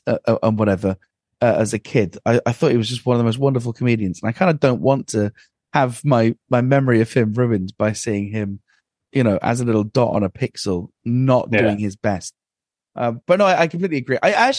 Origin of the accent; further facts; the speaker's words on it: Aberdeen, Scotland, United Kingdom; Well, originally Aberdeen, but actually I'm... that doesn't work.